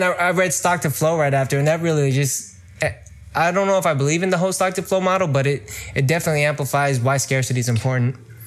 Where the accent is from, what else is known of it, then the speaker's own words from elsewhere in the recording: Bay Area, California, United States; I'm from the Bay Area in California. I was born and raised here